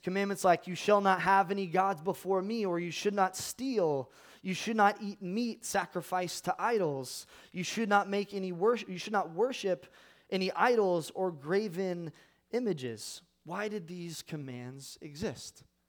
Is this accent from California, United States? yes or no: yes; California, United States; I am from California